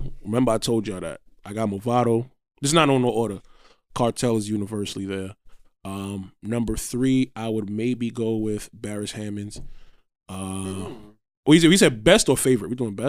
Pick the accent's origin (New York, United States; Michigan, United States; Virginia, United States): New York, United States; New York City; I stopped repping Gully after that happened. Sorry. I was just from Flatbush after that.